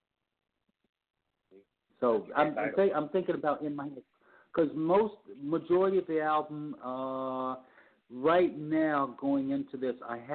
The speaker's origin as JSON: {"language": "English", "town": "New York City", "region": "New York", "country": "United States", "tie": "born or raised there", "also_born_or_lived": "Los Angeles", "said": "where I grew up in New York City, which is the Upper West Side, around 101st Street, Central Park West"}